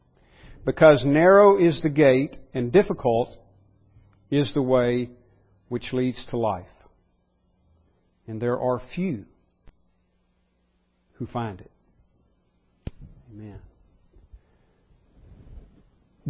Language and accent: English; United States